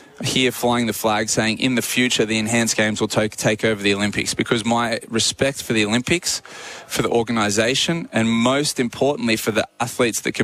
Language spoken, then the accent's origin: English; Australia; as an Australian athlete